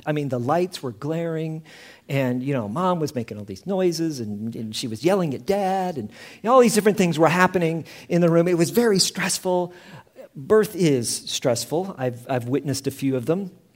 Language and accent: English; Indiana, United States; also born or lived in Houston, Texas; now in Prague, Czechia; I was born in Indiana and, uh, in the Midwest of the United States